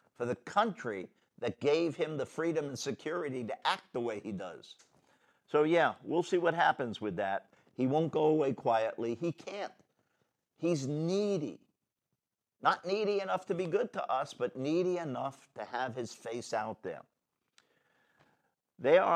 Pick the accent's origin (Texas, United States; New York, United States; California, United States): New York, United States; New York City; I'm from New York City